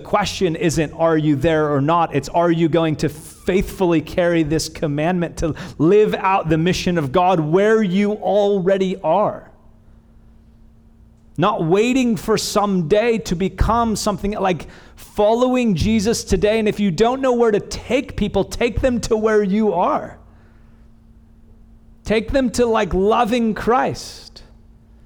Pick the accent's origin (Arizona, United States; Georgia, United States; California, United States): California, United States; Bakersfield; I'm not from the South, I'm from Bakersfield